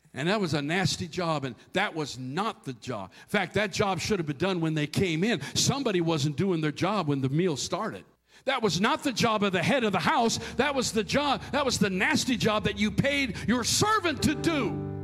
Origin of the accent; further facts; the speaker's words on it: near St. Cloud, Minnesota, United States; that place between my hometown and the big town of St. Cloud, Minnesota